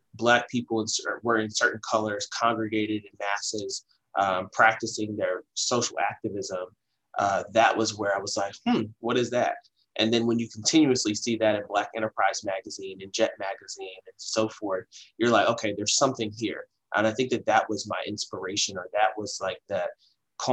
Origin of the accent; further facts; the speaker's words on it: Baltimore, Maryland, United States; I'm from the greater Baltimore area. I love my hometown, you know, from the west side of Baltimore